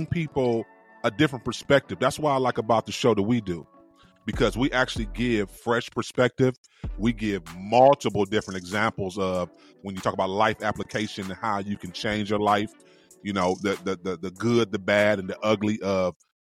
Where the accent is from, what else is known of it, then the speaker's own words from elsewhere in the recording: East Cleveland, Ohio, United States; I'm from East Cleveland.